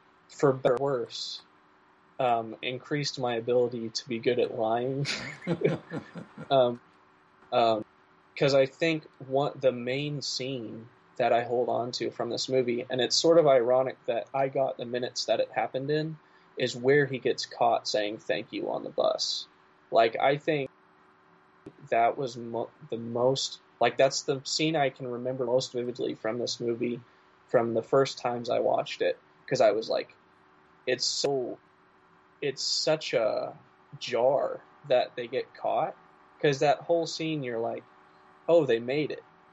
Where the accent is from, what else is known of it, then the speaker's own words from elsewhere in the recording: Midwest, United States; I'm from the Midwest